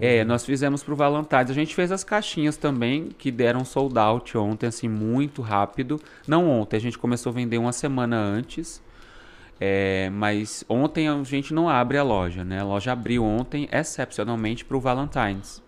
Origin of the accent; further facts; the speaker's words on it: Brazil; moved away as an adult; now in Canada; A gente, como bom brasileiro, adapta